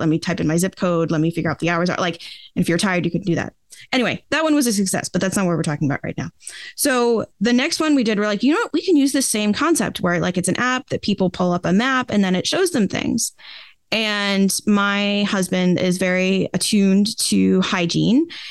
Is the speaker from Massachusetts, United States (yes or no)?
yes; Boston, Massachusetts, United States; I grew up, uh, in the outskirts of Boston, Massachusetts, in the U S